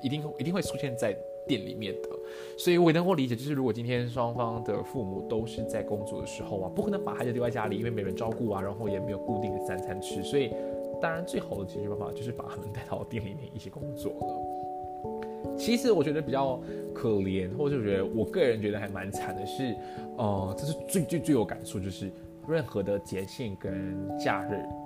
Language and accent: Chinese; Malaysia; 我们身为马来西亚人，三语还是一个比，比较是一个日常生活我们还是有需要的